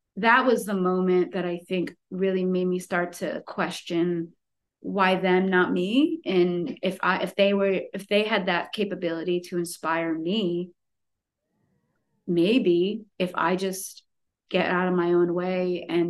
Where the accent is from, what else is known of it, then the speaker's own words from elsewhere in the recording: Connecticut, United States; growing up in Connecticut, you're so close to New York